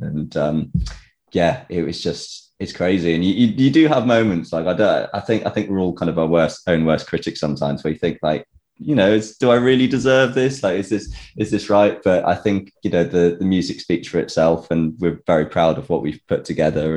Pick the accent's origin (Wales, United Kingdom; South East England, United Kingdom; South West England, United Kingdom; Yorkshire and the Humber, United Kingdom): South West England, United Kingdom; Tewkesbury; I'm from Tewkesbury